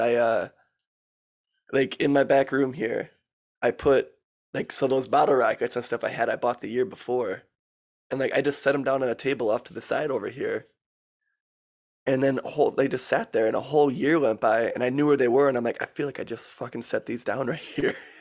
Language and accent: English; Michigan, United States; I might be biased about my home state, but it's pretty cool here